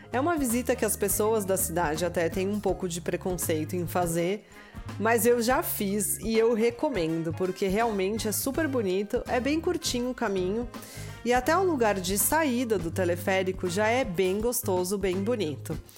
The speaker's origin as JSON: {"language": "Portuguese", "town": "Atibaia", "region": "São Paulo", "country": "Brazil", "tie": "born or raised there", "said": "eu como na nasci em Atibaia e vivi em Atibaia por muito tempo"}